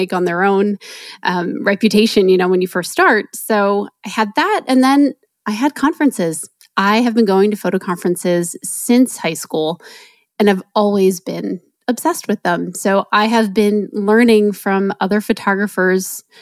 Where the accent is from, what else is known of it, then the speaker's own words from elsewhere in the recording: New Jersey, United States; I grew up in New Jersey